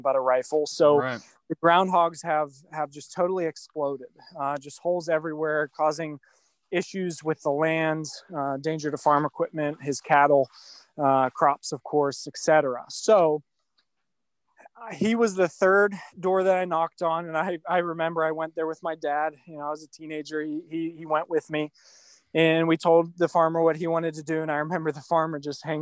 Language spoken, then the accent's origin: English; Mars, Pennsylvania, United States; moved away as an adult; now in Central Pennsylvania, United States; my hometown of Mars, Pennsylvania